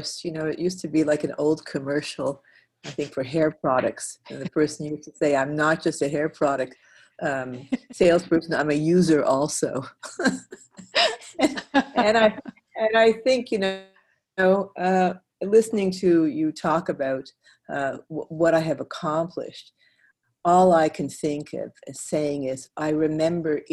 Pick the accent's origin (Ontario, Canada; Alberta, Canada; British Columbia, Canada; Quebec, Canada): Quebec, Canada; Montreal; moved away; I'm originally from Montreal